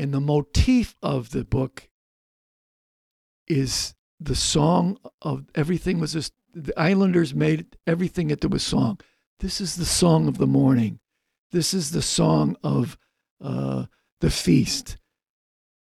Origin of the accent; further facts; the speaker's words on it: Chicago, Illinois, United States; growing up on the South Seaside